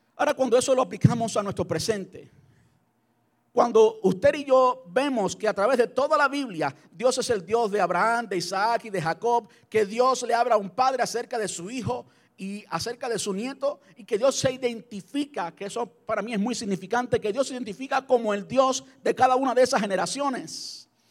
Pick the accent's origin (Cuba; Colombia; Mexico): Cuba; moved away as an adult; mi, de mi país natal, de Cuba